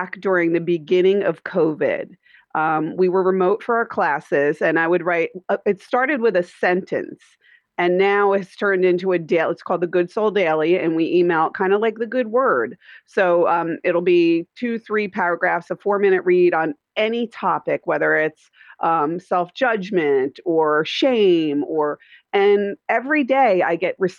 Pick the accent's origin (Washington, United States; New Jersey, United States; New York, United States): New Jersey, United States; Middletown; moved away as an adult; now in Mooresville, United States; We're from Dirty Jersey, New Joys